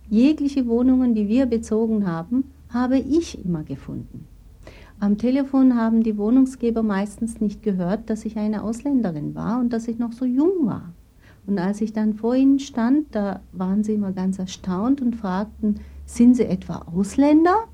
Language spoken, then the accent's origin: German; Turkey; Und sobald die gehört haben, ich bin Türkin, bin ich sogar da abgewiesen worden.